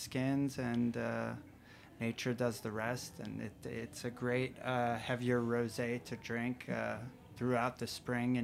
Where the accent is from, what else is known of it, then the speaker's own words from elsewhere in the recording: outside of Paris, Île-de-France, France; moved away as an adult; now in New York, United States; I was born in New York, so spent about half my life here, at least until the end of the fourth grade, and then moved outside of Paris, fifth grade through the end of high school